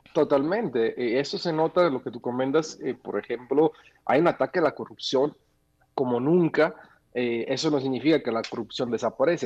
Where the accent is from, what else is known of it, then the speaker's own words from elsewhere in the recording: Mexico; como ciudadano mexicano